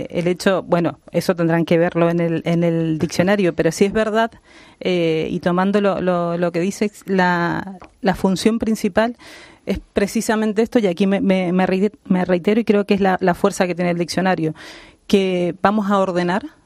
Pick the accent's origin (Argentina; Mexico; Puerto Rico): Argentina; Mendoza; now in Spain; De Mendoza.